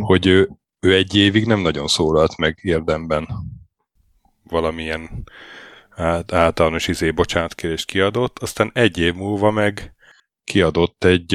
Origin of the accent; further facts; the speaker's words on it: Sopron, Győr-Moson-Sopron, Hungary; moved away as an adult; now in Norway; Sopronban házba, ahol fölnőttem